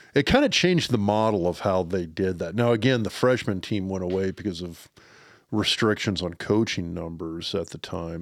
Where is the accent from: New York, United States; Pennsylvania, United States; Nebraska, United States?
Nebraska, United States; Lincoln; I grew up in Lincoln, Nebraska